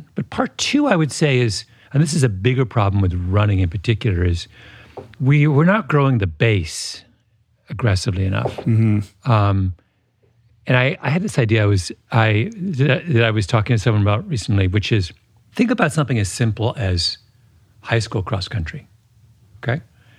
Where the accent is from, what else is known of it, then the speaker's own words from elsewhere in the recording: Canada; Which I'm Canadian. So this is a national trait. Mm-hmm. We're a tiny country that is kind of in the shadow of its large bellicose neighbor.